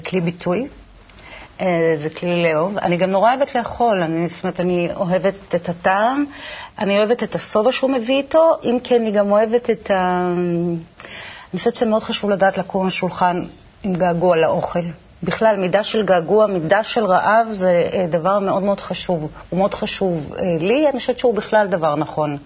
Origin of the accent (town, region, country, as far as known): Israel; born or raised there